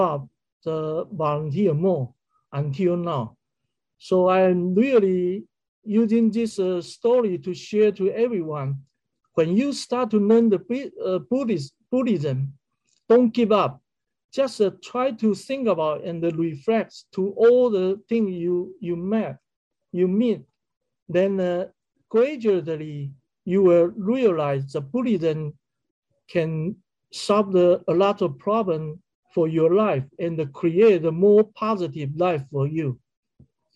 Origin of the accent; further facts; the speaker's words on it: Kaohsiung, Taiwan; moved away as an adult; also born or lived in Taipei; my sister in Kaohsiung, which is my hometown